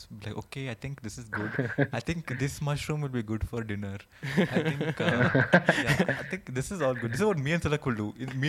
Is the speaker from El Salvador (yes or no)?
no; Delhi, India; I'm also from Delhi.